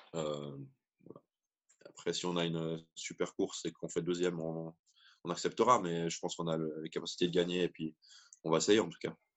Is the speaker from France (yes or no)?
no; Switzerland; en tant que petit Suisse